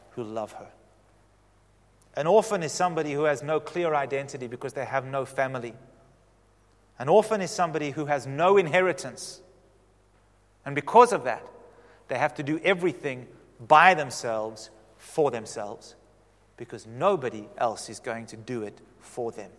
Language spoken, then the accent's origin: English; Western Cape, South Africa; we're all from the Cape